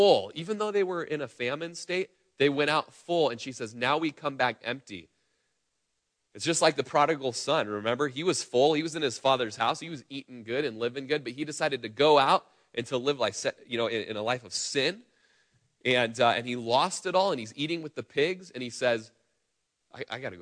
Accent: Klamath Falls, Oregon, United States; we grew up in Klamath Falls together. We were in nursery together in church growing up.

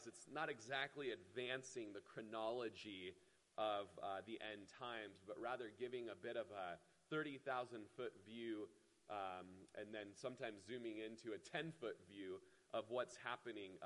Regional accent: Klamath Falls, Oregon, United States; moved away; the house I grew up in Klamath Falls

